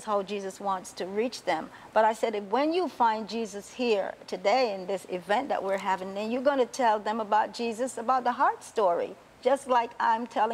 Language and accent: English; Panama; also born or lived in Rainbow City; now in United States; a little girl growing up in the Canal Zone